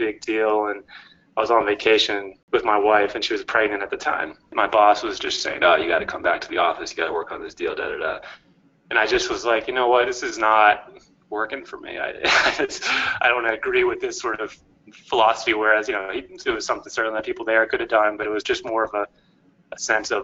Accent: Cambridge, Massachusetts, United States; moved away as an adult; also born or lived in Santa Barbara, California / Los Angeles; Originally I'm from the Boston area, grew up in Cambridge, Mass, and I was a Northeast guy

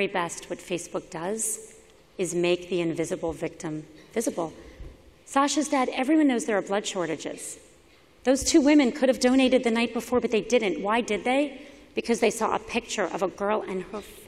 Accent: Miami, Florida, United States; moved away; I was a public school kid growing up in Miami

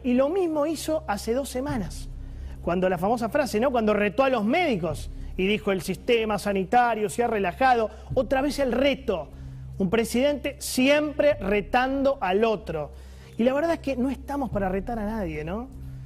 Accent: Argentina; como argentino

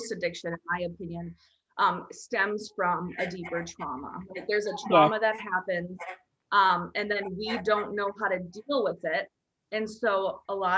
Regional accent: Minnesota, United States; where I grew up in Minnesota in a small town

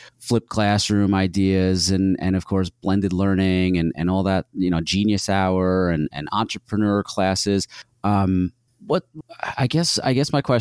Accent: New York, United States; we grew up in New York State

